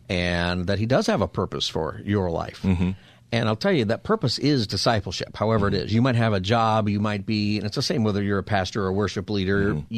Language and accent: English; Los Angeles, California, United States; now in San Diego, United States; It's because I'm from Well, I'm really from L.A., but I've lived for 25 years in San Diego.